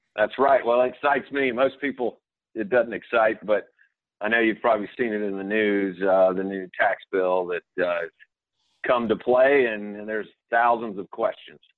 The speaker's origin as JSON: {"language": "English", "town": "Atlanta", "region": "Georgia", "country": "United States", "tie": "born or raised there", "said": "born and raised in Atlanta"}